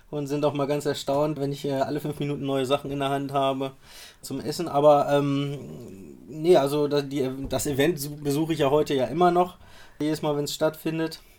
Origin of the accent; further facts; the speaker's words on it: Rostov, Rostov Oblast, Russia; komme äh, aus Rostov, bin 33 Jahre alt